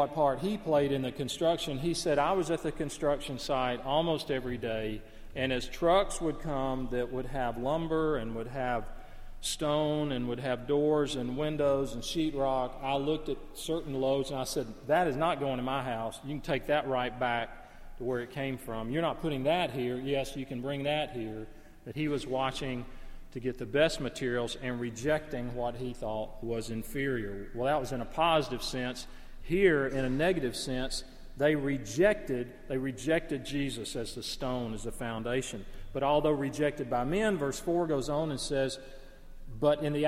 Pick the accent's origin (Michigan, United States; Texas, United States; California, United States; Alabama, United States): Alabama, United States; northeast; the woods and the rugged hills and cliffs and caves, which were right out the back door of my family home in northeast Alabama